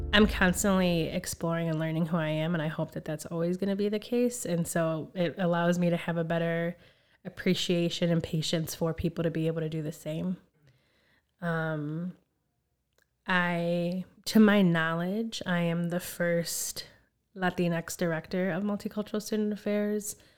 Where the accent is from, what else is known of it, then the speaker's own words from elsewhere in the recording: Chicago, Illinois, United States; also born or lived in Skokie; I'm originally from Chicago. Um, I was born at Illinois Masonic, and my family migrated here from Puerto Rico